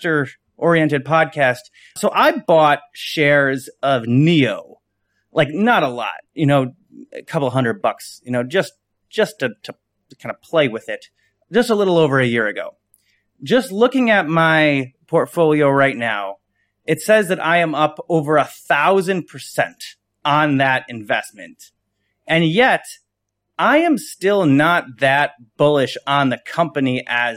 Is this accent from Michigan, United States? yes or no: yes; west side of Michigan, United States; I'm from Michigan. I'm from the west side of Michigan